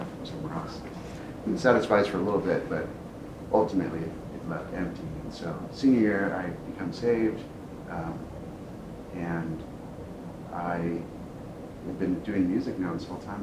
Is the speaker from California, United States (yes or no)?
yes; San Diego, California, United States; I'm from San Diego, and I was doing stuff with San Diego Opera, like as an elementary student